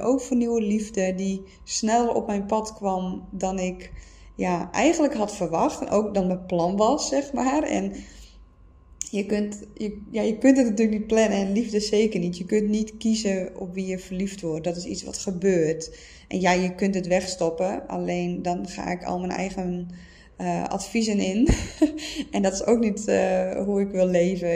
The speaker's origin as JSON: {"language": "Dutch", "region": "Friesland", "country": "Netherlands", "moved": "as an adult", "said": "Ik kom uit Friesland"}